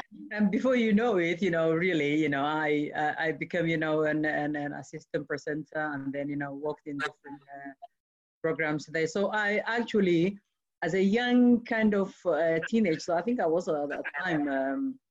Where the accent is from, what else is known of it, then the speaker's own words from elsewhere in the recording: Mogadishu, Banaadir, Somalia; I grew up in Somalia, Mogadishu